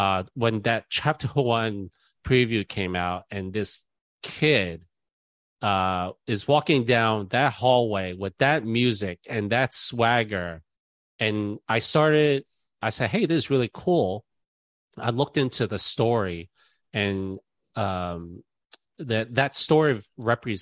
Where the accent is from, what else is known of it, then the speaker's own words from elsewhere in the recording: New York City, New York, United States; I'm New York City, born and raised